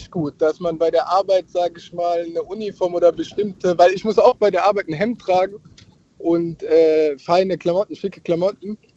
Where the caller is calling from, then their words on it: Heidelberg, Baden-Württemberg, Germany; Ich grüße dich aus Heidelberg.